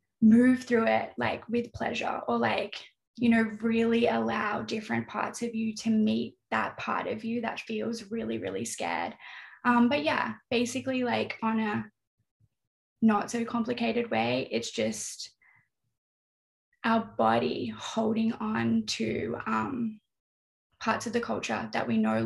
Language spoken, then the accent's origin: English; North East England, United Kingdom; But then sometimes I'm just Geordie.